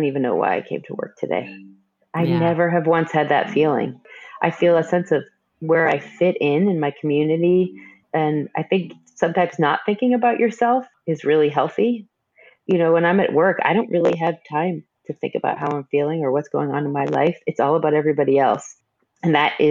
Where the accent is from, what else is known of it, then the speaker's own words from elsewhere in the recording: Northeast, United States; moved away as an adult; now in Nashville, United States; I'm from the Northeast